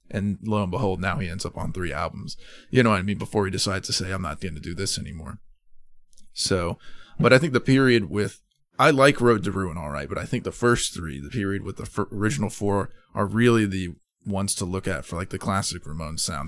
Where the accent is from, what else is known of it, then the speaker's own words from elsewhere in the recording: Madison, United States; my hometown of Madison when I was in high school